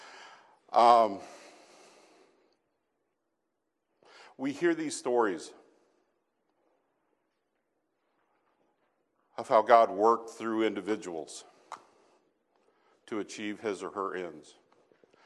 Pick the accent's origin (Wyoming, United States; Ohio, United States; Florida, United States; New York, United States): Wyoming, United States; Casper; moved away; I grew up in Casper, Wyoming